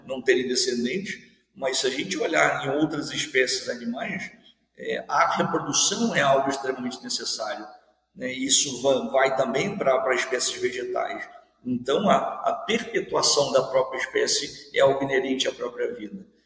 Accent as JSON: {"language": "Portuguese", "town": "Seropédica", "region": "Rio de Janeiro", "country": "Brazil", "tie": "born or raised there", "also_born_or_lived": "Viçosa", "moved": "as an adult", "lives_now": "Mato Grosso, Brazil", "said": "eu sou filho de servidor da universidade, é, me criei no campus"}